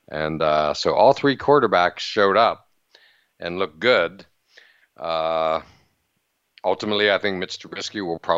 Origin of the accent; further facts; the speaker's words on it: Western Pennsylvania, United States; growing up in Western PA